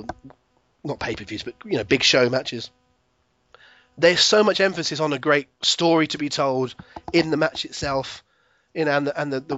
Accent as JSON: {"language": "English", "town": "Plymouth", "region": "South West England", "country": "United Kingdom", "tie": "born or raised there"}